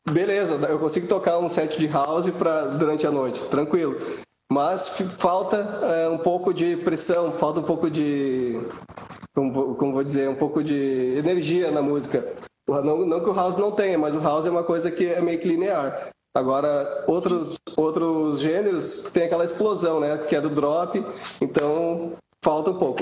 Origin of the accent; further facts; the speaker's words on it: Rio Grande do Sul, Brazil; lá do Rio Grande do Sul, que sou gaúcho